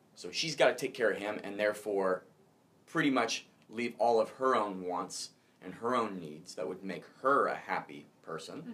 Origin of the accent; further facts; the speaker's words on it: Pacific Northwest, United States; also born or lived in Arkansas; I was born in Arkansas, so oh. it's been a while. You know, uh, I'm Pacific Northwest raised